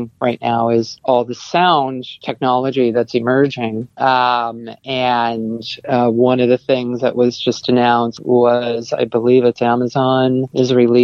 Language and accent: English; Canada; moved away; also born or lived in Nova Scotia / Toronto; I'm Canadian